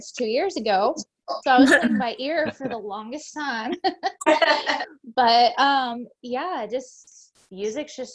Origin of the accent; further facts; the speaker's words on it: Tyler, Texas, United States; born and raised in Tyler, Texas, still live in Texas today